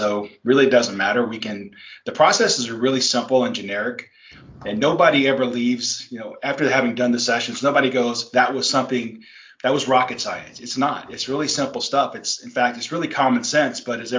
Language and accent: English; South Carolina, United States; moved away as an adult; I grew up in South Carolina and then joined the Navy right out of high school, spent 6 years in the Navy.